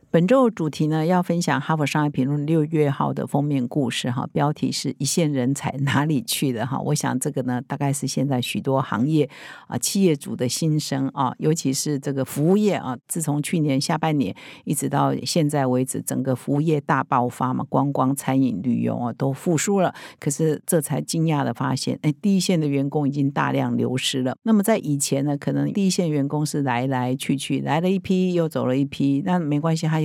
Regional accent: Taiwan; 我们台湾人很熟悉的啊，

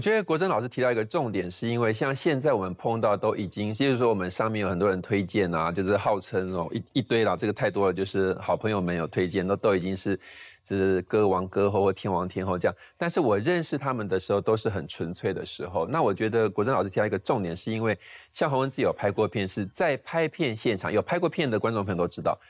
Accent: Taitung, Taitung County, Taiwan; moved away as an adult; 我们都是台东人这样子，所以这个其实跟台东有一点关系怎么说呢？因为我是在台东，就是，呃，从国小一直到国中都是全校第一名嗯，然后我国小也是全校的模范生

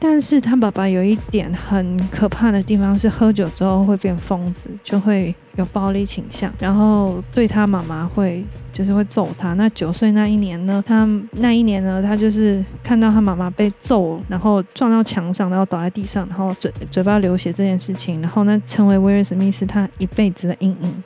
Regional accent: Taiwan; 我们台湾人比较听得懂的字

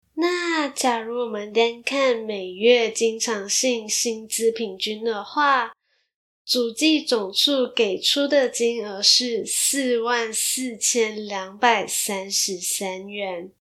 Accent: Malaysia; now in Taiwan; 那稍微马来西亚人的我，也有一些来自马来西亚的听众

